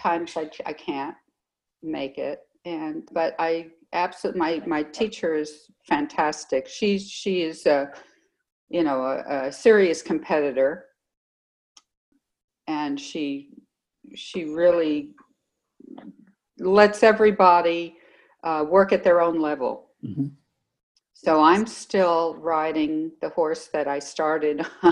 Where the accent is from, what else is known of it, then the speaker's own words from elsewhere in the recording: Los Angeles, California, United States; also born or lived in New York City, United States; we moved out to LA when I was 7. And we've lived in the middle of the city the whole time